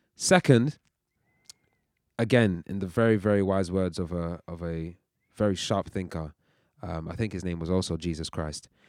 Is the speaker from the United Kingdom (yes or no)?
yes; United Kingdom; also born or lived in Nigeria (ancestry); we're Nigerians, uh, we're also British and we're proud of both.